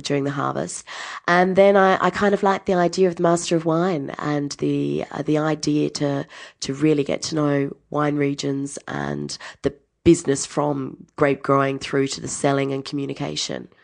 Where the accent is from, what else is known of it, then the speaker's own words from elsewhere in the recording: Adelaide, South Australia, Australia; moved away as an adult; also born or lived in New Zealand / Tuscany, Italy; I grew up in Adelaide, went to the same school for twelve years.